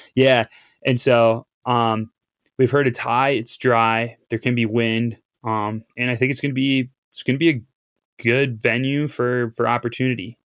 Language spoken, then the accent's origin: English; Appleton, Wisconsin, United States; moved away as an adult; also born or lived in Duluth, Minnesota; I grew up in Appleton, Wisconsin